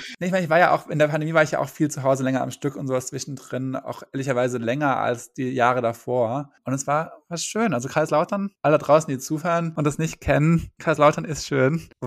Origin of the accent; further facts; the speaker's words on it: Rhineland-Palatinate, Germany; Hier haben wir so ein bisschen die Pfalz gezeigt. Und war auch ganz stolz, mm. irgendwie ihnen so meine Heimat zeigen zu können.